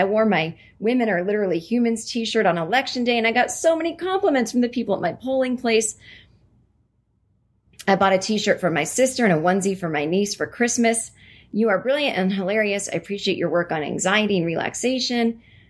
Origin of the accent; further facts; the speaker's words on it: Vermont, United States; also born or lived in other state; I grew up in Vermont, so even though I lived in this other state for almost 6 years, running into celebrities still really not on my radar.